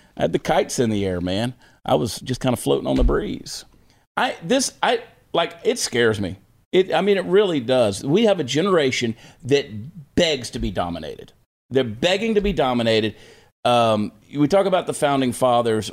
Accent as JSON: {"language": "English", "town": "Augusta", "region": "Georgia", "country": "United States", "tie": "born or raised there", "said": "Augusta, Georgia, you know that's where I grew up. That's my hometown, Westside High School, class of nineteen ninety-one."}